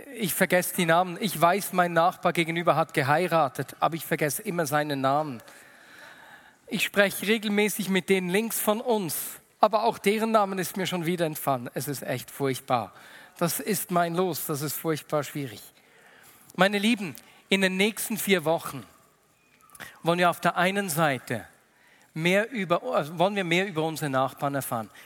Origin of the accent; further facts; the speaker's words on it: Switzerland; bei uns in der Schweiz